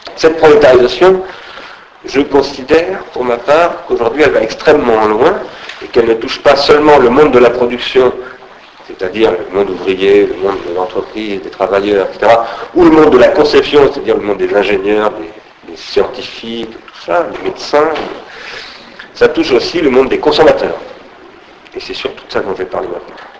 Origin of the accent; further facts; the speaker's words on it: Sarcelles, Île-de-France, France; quand j'étais gamin, j'habitais à Sarcelles